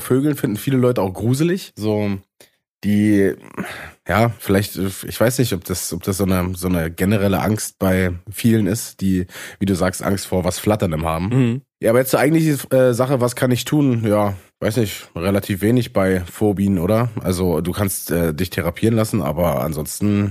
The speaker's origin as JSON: {"language": "German", "region": "eastern Brandenburg", "country": "Germany", "said": "da, wo ich herkomme, in Ost, im Osten aus Brandenburg"}